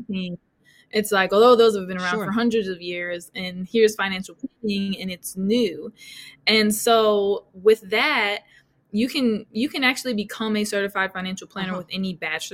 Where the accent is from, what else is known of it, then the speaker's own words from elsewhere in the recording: outside of San Francisco, Northern California, United States; now in Atlanta, United States; I'm originally from Northern California, outside of San Francisco